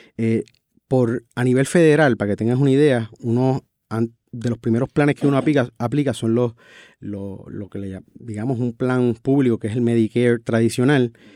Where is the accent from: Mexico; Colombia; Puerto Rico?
Puerto Rico; San Sebastián; yo vengo de de un pueblo rural, yo soy natural de San Sebastián